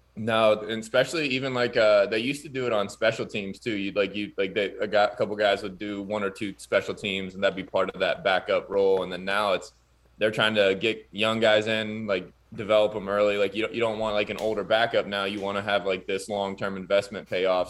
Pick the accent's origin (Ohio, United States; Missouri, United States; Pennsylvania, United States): Ohio, United States; Pickerington; my hometown, like, Pickerington, Pataskala, Ohio area.